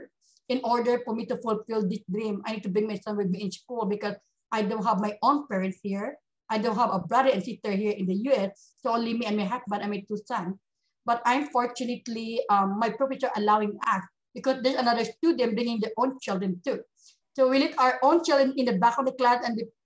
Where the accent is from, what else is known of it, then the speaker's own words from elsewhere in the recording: Bacolod, Western Visayas, Philippines; moved away as an adult; now in United States; I came from the Philippines, of course, in Bacolod City, we're the same hometown.